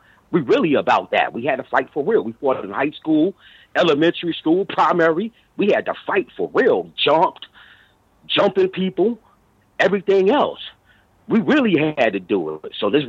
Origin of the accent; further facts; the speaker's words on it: New York, United States; born there; also born or lived in Virginia; I was born in New York, but I was always in and out, traveling, you know, my family. You know, they had a house down in Virginia.